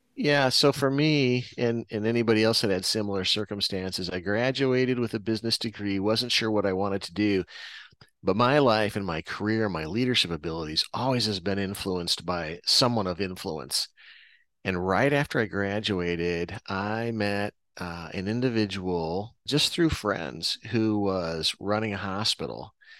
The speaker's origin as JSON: {"language": "English", "region": "Iowa", "country": "United States", "tie": "born or raised there", "said": "born and raised in Iowa"}